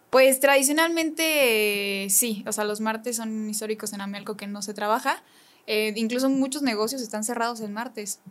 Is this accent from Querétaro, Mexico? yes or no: yes; Amealco, Querétaro, Mexico; moved away as an adult; soy de Amialco